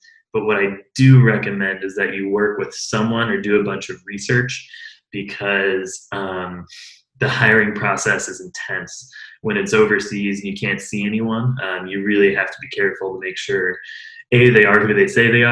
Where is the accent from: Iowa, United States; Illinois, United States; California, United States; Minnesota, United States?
Illinois, United States; Central; I'm from Central Illinois, right in the middle of the state, mostly agricultural